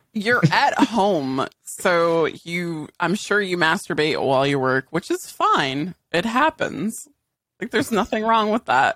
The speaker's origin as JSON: {"language": "English", "region": "Western Massachusetts", "country": "United States", "said": "I'm from Western Mass"}